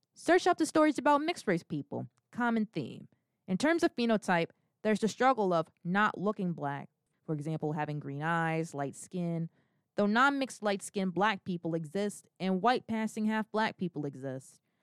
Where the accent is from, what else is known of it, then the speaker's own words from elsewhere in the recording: United States; As privileged as I am to be an American citizen, my ancestors were not immigrants